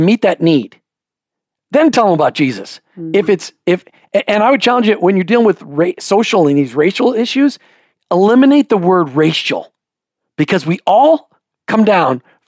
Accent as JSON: {"language": "English", "region": "Minnesota", "country": "United States", "tie": "born or raised there", "said": "I grew up in Minnesota, where we learned the saying, no good deed goes unpunished"}